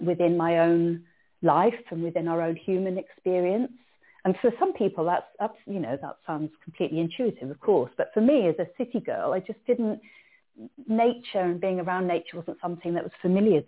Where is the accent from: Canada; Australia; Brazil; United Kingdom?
United Kingdom; Cardiff, Wales; I grew up in Cardiff, in a city, Cardiff.